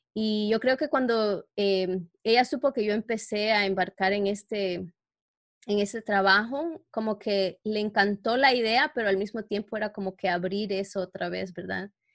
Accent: New York, United States; moved away as an adult; now in Canada; trabajaba en Nueva York, como donde yo crecí, ahora que vivo en Canadá

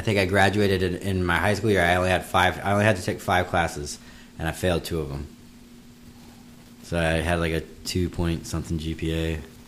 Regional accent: western Virginia, United States; now in Florida, United States; Virginia, in the western part of Virginia, but not West Virginia

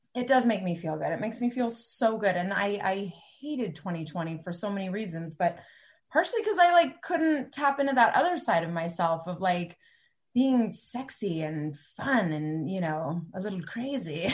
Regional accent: Cupertino, California, United States; I grew up in Cupertino

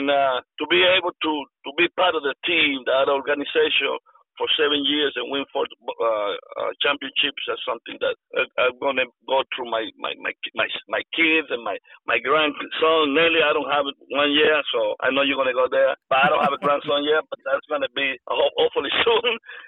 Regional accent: Mexico; because I come from Mexico.

